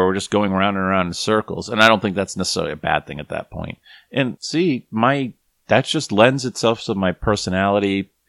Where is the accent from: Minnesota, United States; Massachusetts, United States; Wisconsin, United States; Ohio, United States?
Massachusetts, United States; Boston; I was raised Catholic in Boston